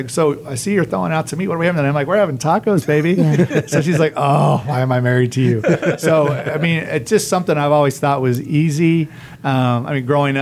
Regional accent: Oklahoma, United States; moved away as an adult; also born or lived in Missouri; now in Tampa, United States; I grew up in Oklahoma, the Midwest

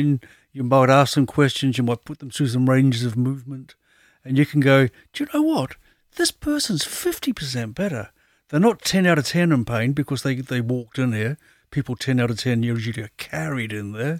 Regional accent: New Zealand; moved away; I was brought up in New Zealand

